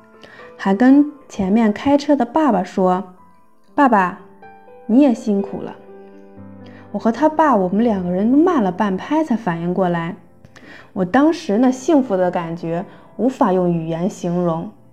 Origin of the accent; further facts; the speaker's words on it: Xiong'an, Hebei, China; 我来自河北雄安新区